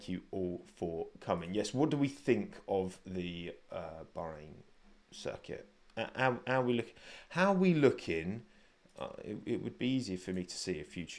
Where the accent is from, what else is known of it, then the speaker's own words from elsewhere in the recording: United Kingdom; I am British